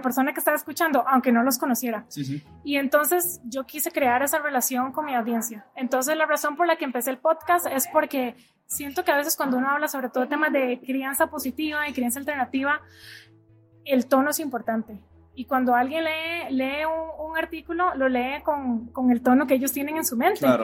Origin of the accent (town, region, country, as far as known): Costa Rica; moved away as an adult; now in United States